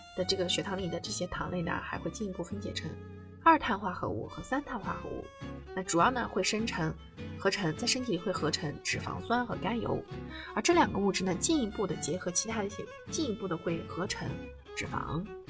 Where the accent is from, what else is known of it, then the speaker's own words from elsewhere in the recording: China; 我们中国人的这个饮食啊